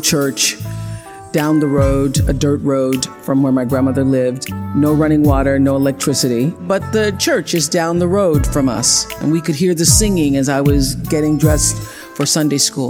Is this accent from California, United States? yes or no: no; Mississippi, United States; since I was a little girl growing up in Mississippi, being raised on a tiny little acre farm with my grandmother